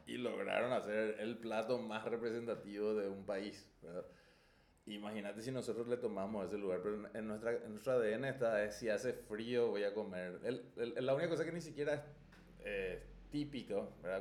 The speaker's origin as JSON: {"language": "Spanish", "country": "Paraguay"}